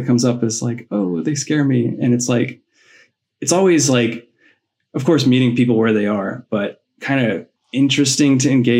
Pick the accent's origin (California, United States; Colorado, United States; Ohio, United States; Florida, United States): Colorado, United States; I grew up in Colorado, so I was always like steeped in nature